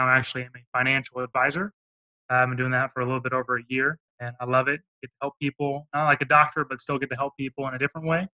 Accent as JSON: {"language": "English", "town": "Overland Park", "region": "Kansas", "country": "United States", "tie": "born or raised there", "said": "I grew up in Kansas, Overland Park, Johnson County area"}